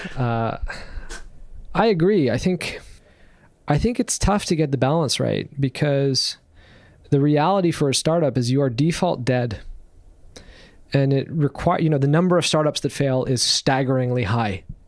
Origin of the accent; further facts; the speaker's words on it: Canada; being here in Canada and being Canadian